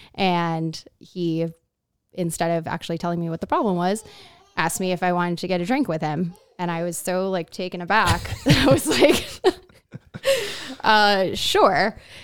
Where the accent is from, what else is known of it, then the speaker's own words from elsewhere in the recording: Miami, Florida, United States; moved away as an adult; also born or lived in Laguna, California; now in Miami, United States; I'm from Miami, Florida, but had moved here to Laguna about five, four or five years ago.